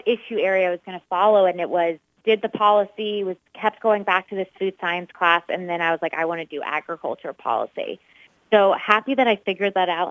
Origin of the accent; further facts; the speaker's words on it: North Carolina, United States; moved away as an adult; now in Illinois, United States; I grew up in North Carolina